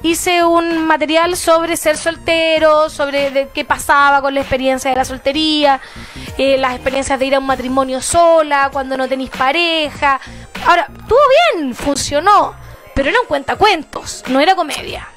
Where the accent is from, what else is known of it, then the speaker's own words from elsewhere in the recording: Temuco, Araucanía, Chile; moved away; estaba en cuarto medio, en Temuco, yo soy de Temuco, provinciana de corazón